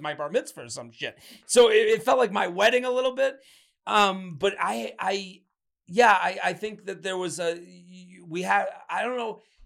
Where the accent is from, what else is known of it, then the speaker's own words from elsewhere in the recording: Boston, Massachusetts, United States; I grew up on Phantom Gourmet in the Boston area